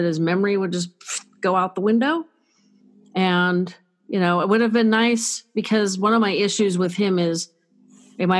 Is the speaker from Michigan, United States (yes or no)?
no; Northern California, United States; I'm from Northern California.